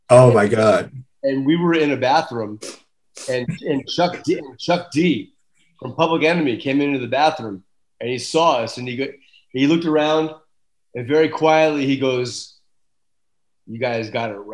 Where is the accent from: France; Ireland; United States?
Ireland; It was freezing on the stage and I'm Irish.